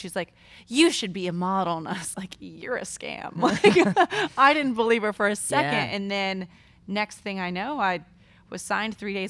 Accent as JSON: {"language": "English", "town": "Diamond Bar", "region": "California", "country": "United States", "tie": "born or raised there", "said": "Diamond Bar."}